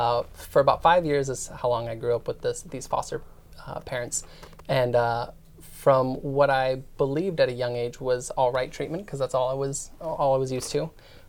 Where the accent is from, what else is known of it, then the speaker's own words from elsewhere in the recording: Phoenix, Arizona, United States; also born or lived in Italy / Pennsylvania; So I grew up majority of my life in Phoenix, Arizona for about 10 years. Before that, I was in Italy because that's where my mom was stationed, and then Pennsylvania shortly before that because that's her hometown.